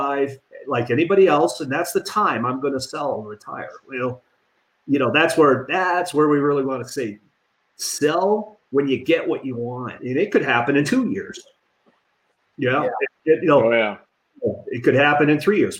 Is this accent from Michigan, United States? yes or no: yes; Detroit, Michigan, United States; moved away; I'm from Detroit originally